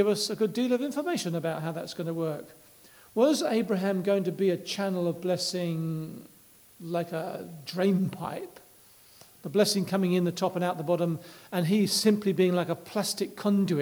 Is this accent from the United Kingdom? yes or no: yes; England, United Kingdom